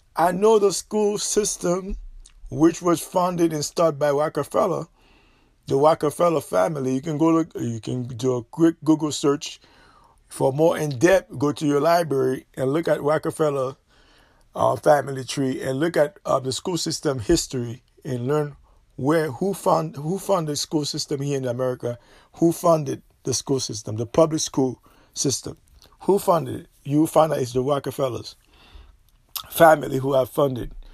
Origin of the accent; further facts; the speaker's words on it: Florida, United States; I'm Floridian. I'm not a Georgia. I'm not from Georgia.